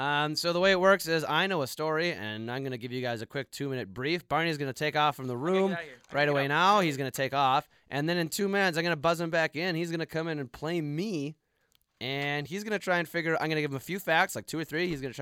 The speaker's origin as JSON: {"language": "English", "country": "Canada", "said": "I'm from Canada."}